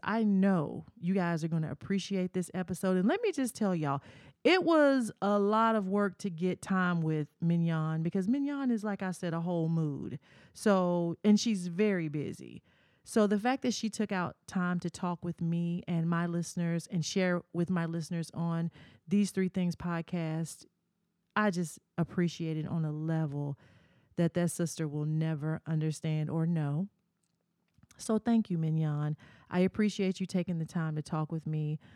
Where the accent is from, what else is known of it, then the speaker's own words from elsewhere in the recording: Murfreesboro, Tennessee, United States; my hometown uh, in Murfreesboro, Tennessee